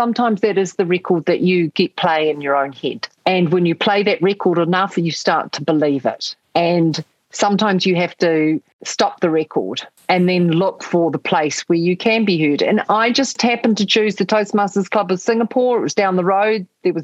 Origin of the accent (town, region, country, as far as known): New Zealand